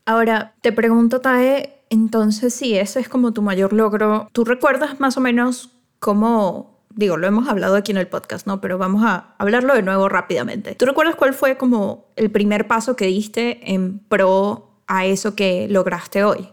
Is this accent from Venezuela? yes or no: yes; Venezuela; now in Mexico; yo soy venezolana, entonces vengo de Venezuela, trabajo aquí en México